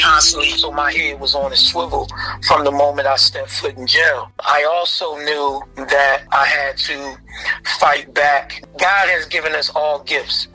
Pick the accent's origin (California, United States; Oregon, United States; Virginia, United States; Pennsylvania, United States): Pennsylvania, United States; Philadelphia; I grew up in Philadelphia, the North Philadelphia area, uh, Abbotsford Projects.